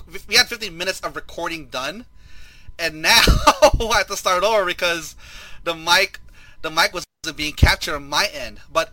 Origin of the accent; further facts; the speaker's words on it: Philippines; Some people have a hard time believing that I'm Filipino, but I would reveal I was speaking Tagalog sometimes because I do speak the language.